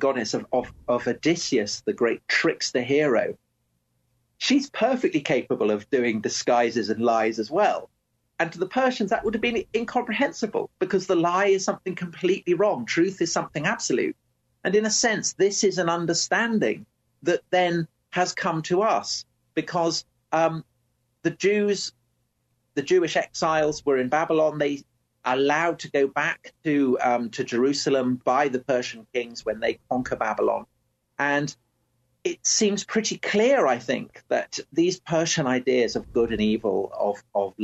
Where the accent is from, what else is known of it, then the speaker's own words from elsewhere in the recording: England, United Kingdom; I'm English.